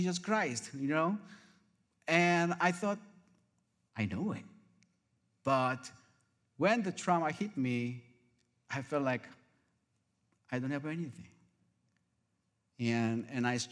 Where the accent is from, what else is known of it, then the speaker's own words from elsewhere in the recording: South Korea; moved away as an adult; now in Arizona, United States; I came from South Korea originally 30 years ago